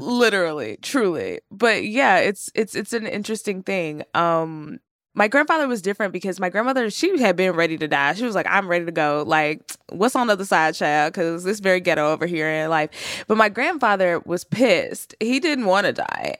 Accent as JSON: {"language": "English", "town": "Terrell", "region": "Texas", "country": "United States", "tie": "born or raised there", "moved": "yes", "said": "I grew up in Texas. I was born in Terrell, Texas, which is, like, a more rural part"}